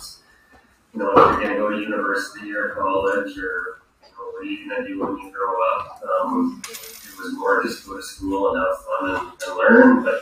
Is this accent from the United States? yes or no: no; Yellowknife, Northwest Territories, Canada; moved away as an adult; now in Calgary, Canada; I grew up in Yellowknife, Northwest Territories, so pretty far away.